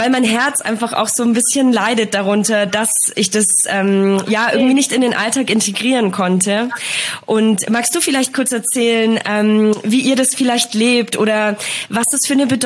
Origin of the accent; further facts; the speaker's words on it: Germany; first language Polish; also born or lived in Poland; Ich bin in Polen geboren oh. und äh, oh, genau, oh, bin aber mit drei Jahren äh, schon nach Deutschland gekommen. Deswegen ähm, ist für mich tatsächlich fast schon Deutsch äh, so eine Art zweite Muttersprache geworden.